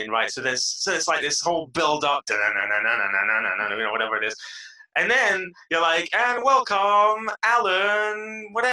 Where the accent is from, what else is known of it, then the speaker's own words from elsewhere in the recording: London, United Kingdom; now in Israel; I was born and raised in London